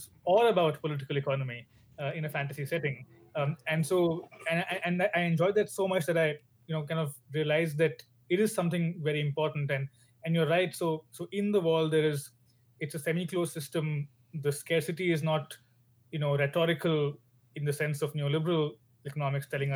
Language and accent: English; India; moved away as an adult; now in Oxford, United Kingdom; I'm Indian.